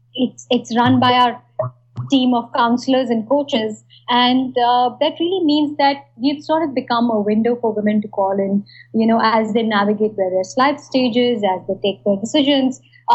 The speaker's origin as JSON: {"language": "English", "region": "northern India", "country": "India", "tie": "born or raised there", "said": "Yeah, I grew up in India. I actually grew up in small town India. And I think and basically various small towns in northern India."}